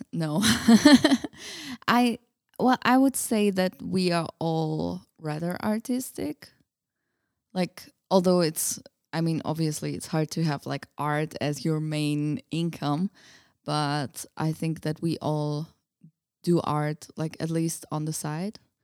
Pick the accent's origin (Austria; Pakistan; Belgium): Austria; English is a second language; moved away as an adult; also born or lived in Budapest, Hungary; now in Prague, Czechia; I grew up in Austria.